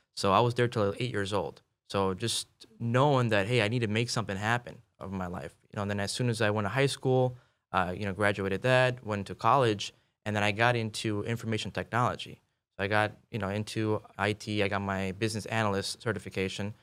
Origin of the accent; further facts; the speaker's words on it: Chicago, Illinois, United States; moved away as an adult; also born or lived in Kansas City, Missouri; I'm born and raised in Chicago